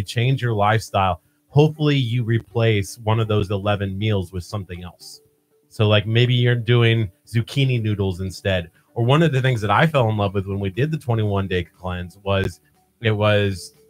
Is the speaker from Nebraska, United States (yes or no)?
yes; Nebraska, United States; born or raised there; moved away